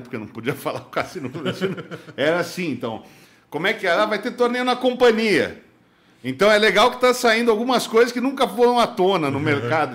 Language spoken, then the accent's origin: Portuguese; São Paulo, Brazil; Eu fui nascido em São Paulo, nasci em São Paulo em 1978